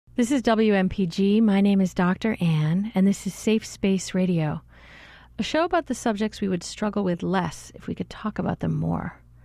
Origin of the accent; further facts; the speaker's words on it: Canada; now in United States; as a Canadian here